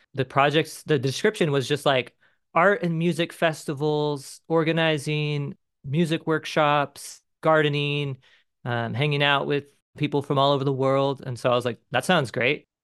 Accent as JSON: {"language": "English", "town": "Mission Viejo", "region": "California", "country": "United States", "tie": "born or raised there", "moved": "yes", "lives_now": "Cincinnati, United States", "said": "I'm originally from Mission Viejo, California, and, um, grew up in, like, a suburban sprawl"}